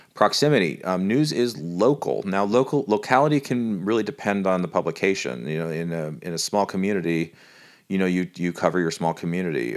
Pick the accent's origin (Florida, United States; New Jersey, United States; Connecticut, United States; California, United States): California, United States; moved away; I, I'm from California